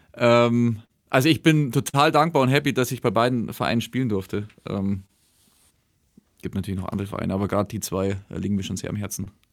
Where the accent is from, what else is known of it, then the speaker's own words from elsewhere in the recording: Rott, Bavaria, Germany; Ich komme aus Rott.